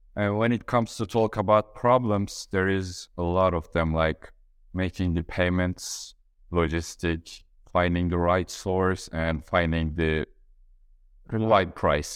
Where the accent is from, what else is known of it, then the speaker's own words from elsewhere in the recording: Turkey; I'm from Turkey